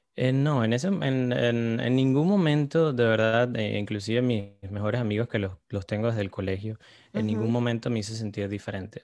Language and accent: Spanish; Caracas, Capital District, Venezuela; Yo crecí en Caracas